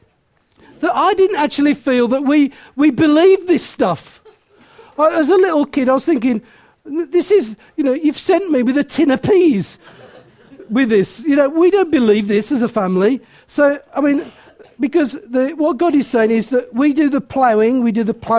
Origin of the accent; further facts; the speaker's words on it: Willenhall, West Midlands, United Kingdom; I was born in Willenhall, and I was born in poverty